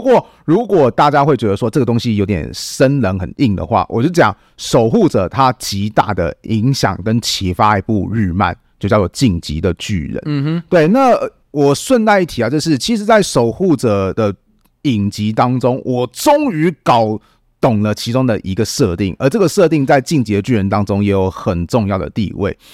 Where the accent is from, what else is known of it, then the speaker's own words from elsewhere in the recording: Taiwan; 这对我们台湾人来讲